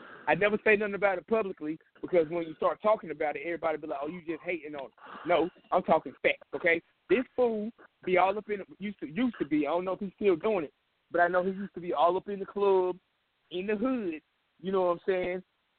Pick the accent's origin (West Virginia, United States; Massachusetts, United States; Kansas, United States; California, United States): Kansas, United States; I know this for a fact. I'm from Kansas.